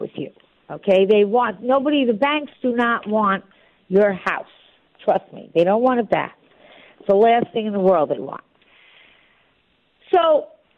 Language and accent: English; New York, United States; also born or lived in Florida; I'm a New Yorker. I'll always be in New York